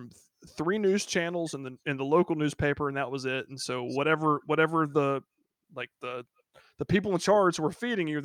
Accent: Georgia, United States; moved away; I'm from Georgia, and I haven't lived there in over probably two decades, really.

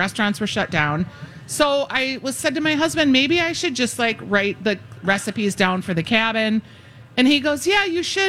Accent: Minnesota, United States; I'm from Minnesota, after all.

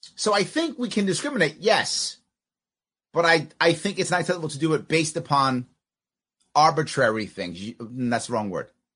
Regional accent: United States; I'm still a Marine. I'm still American

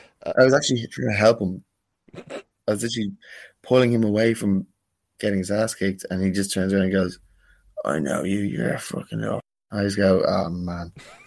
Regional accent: Dublin, Leinster, Ireland; But when you're born and bred in Dublin City, it doesn't work like that.

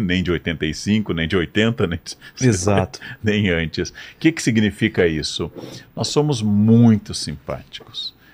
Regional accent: Brazil; eu sendo brasileiro

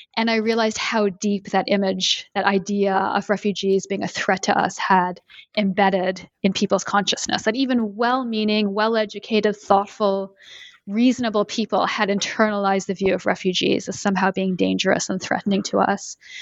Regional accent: Canada; moved away as an adult; now in United States; I live in the US and I'm originally from Canada

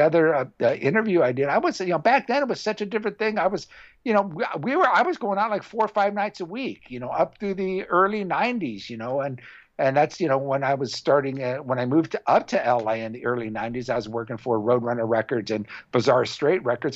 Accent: Orange County, California, United States; I grew up in Orange County

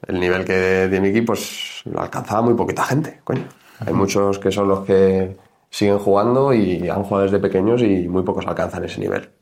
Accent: Community of Madrid, Spain; nosotros somos de Madrid

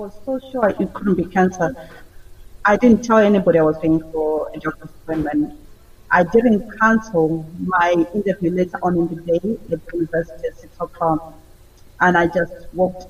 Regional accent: Zimbabwe; moved away as an adult; now in United Kingdom; I was born in Zimbabwe, Southern Africa, in the 70s. And I came to the UK in 2004

